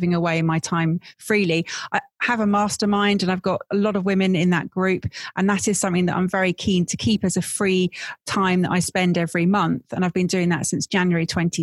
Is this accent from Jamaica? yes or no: no; Stratford-upon-Avon, West Midlands, United Kingdom; growing up, mostly in Stratford-on-Avon. That's where I spent my sort of teenage years